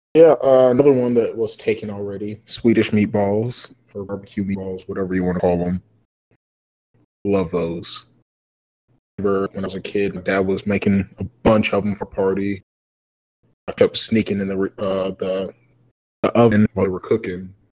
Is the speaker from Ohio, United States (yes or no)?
no; Kansas City, Missouri, United States; I forgot we're from Kansas City